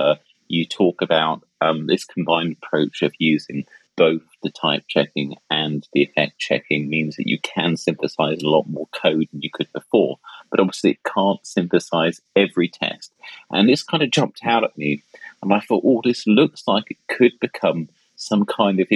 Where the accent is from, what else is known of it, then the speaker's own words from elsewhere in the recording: England, United Kingdom; I'm so English